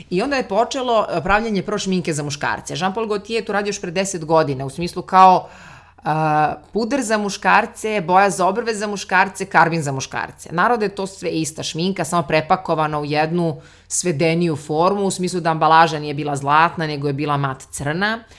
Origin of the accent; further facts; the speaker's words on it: Serbia; kod nas u Srbiji